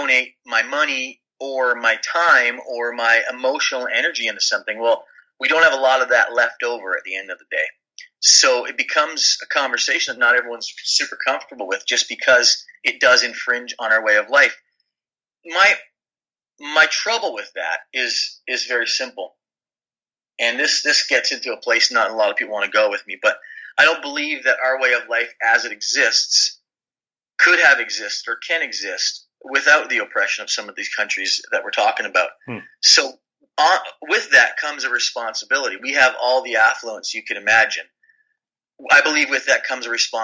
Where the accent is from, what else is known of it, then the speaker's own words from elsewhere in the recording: Canada; moved away; I am Canadian